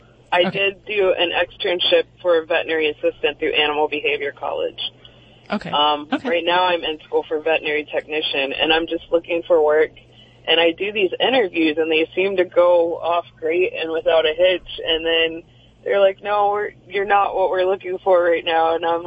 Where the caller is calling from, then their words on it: Georgia, United States; South of Atlanta, about 30 minutes.